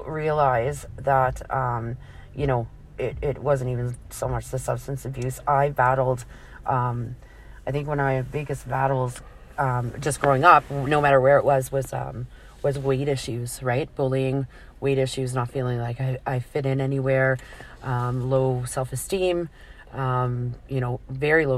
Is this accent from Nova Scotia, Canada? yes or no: yes; Glace Bay, Nova Scotia, Canada; moved away as an adult; also born or lived in Alberta; I grew up in Cape Breton. I was, at Glace Bay, Nova Scotia. That was my old stomping grounds. And I left Nova Scotia when I was 19 and I moved to Alberta.